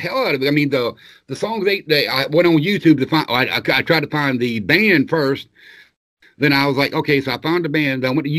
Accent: the South, United States; Yeah, I grew up in the South. We always had Crystal

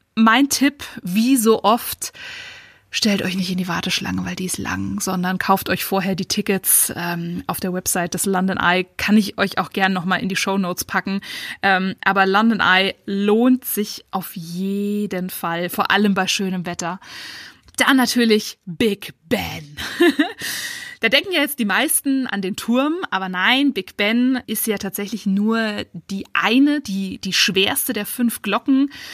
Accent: Munich, Bavaria, Germany; ich als Münchnerin

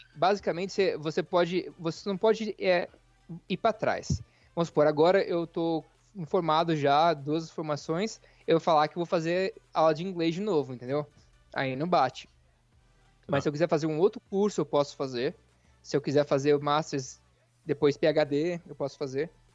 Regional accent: interior of São Paulo, Brazil; moved away as an adult; now in United States; eu sou do interior de São Paulo

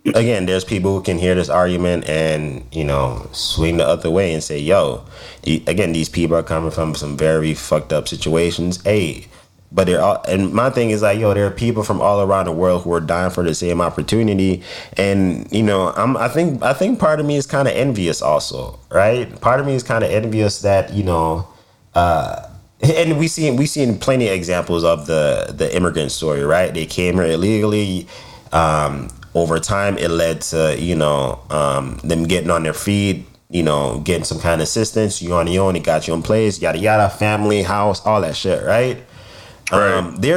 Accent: United States; also born or lived in Jamaica; I was born in America

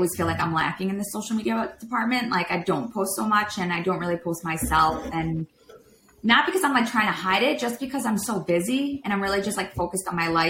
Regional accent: Chicago, Illinois, United States; moved away; we're from Chicago

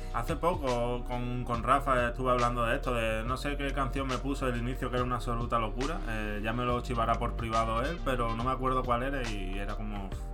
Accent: Madrid, Community of Madrid, Spain; como soy madrileño

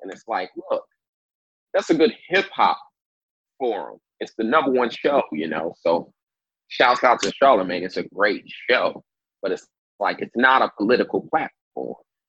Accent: Indiana, United States; also born or lived in Kansas; But then I was pretty much raised in Indiana.

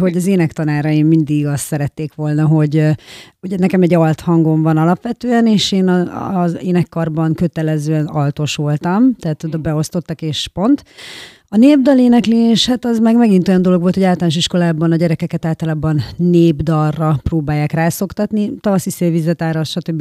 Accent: Hajdúnánás, Hajdú-Bihar, Hungary; also born or lived in Debrecen; Hajdunánáson nőttem fel

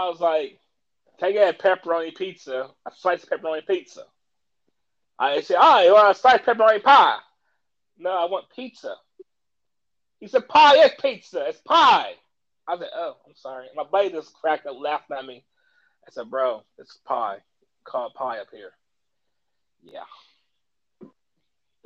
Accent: Kentucky, United States; I'm from the South, Kentucky

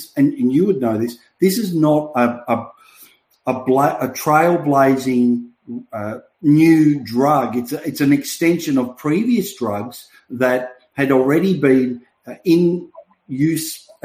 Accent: Melbourne, Victoria, Australia; my hometown, as you know, in Melbourne

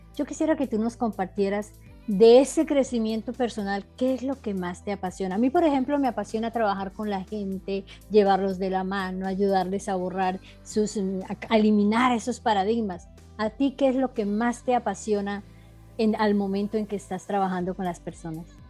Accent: Colombia; Yo soy colombiana como César, somos colombianos

